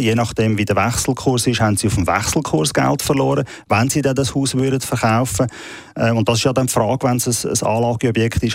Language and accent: German; Switzerland; bei uns in der Schweiz